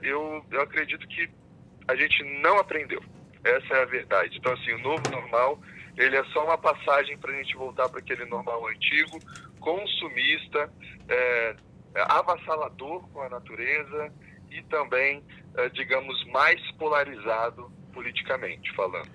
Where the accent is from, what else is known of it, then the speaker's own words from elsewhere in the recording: Brazil; E eu sou brasileiro também